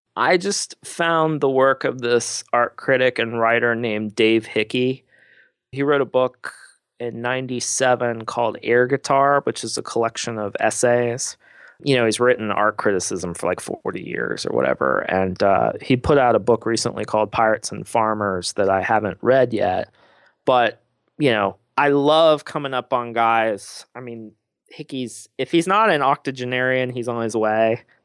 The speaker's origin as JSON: {"language": "English", "region": "Midwest", "country": "United States", "said": "a Midwesterner"}